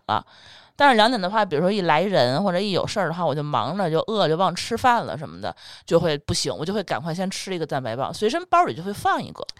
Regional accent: Tianjin, China; 我们天津人从小不一定是喝海河水长大的

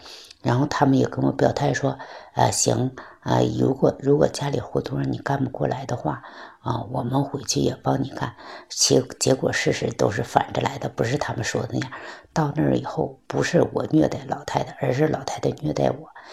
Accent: Heilongjiang, China; moved away as an adult; now in Beijing, China; 我是来自黑龙江的

